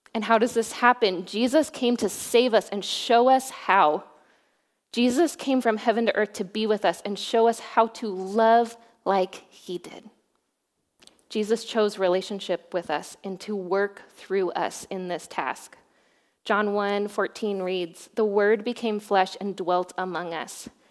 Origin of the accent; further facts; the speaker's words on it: Boise, Idaho, United States; moved away as an adult; also born or lived in Oregon; now in Newberg, United States; I grew up in Boise, Idaho.